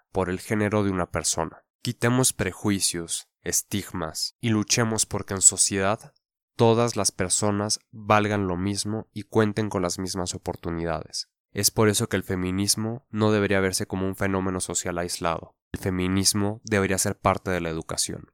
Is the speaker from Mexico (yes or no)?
yes; Mexico; nuestra cultura como mexicanos